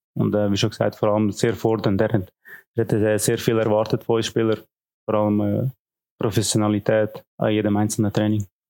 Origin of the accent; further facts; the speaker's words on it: Unterägeri, Zug, Switzerland; moved away; also born or lived in Lucerne / Kriens / Schaffhausen / Thun; Ich bin aufgewachsen in Unterägeri, in Zug